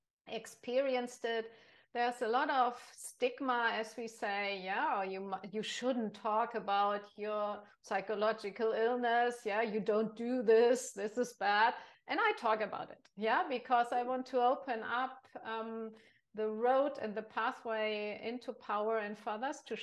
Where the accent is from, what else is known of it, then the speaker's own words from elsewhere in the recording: Germany; I'm from Germany